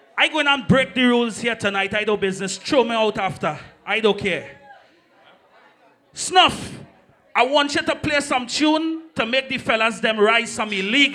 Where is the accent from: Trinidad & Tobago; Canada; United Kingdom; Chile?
Trinidad & Tobago; I'm from Trinidad.